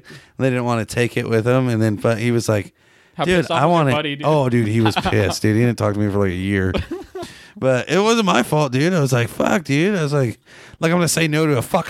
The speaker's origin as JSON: {"language": "English", "town": "Cedar Valley", "region": "Washington", "country": "United States", "tie": "born or raised there", "said": "I grew up in Cedar Valley, Washington, but..."}